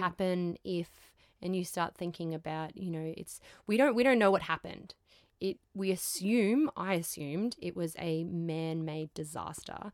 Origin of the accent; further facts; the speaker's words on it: Queensland, Australia; I'm from Queensland